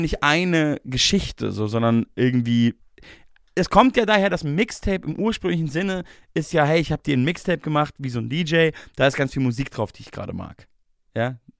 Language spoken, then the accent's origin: German; Bavaria, Germany; Ich komme ja aus Bayern